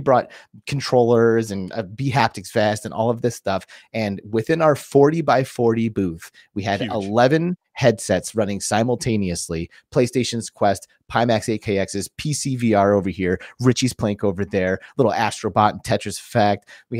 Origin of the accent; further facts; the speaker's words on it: Phoenix, Arizona, United States; You were in our hometown, baby.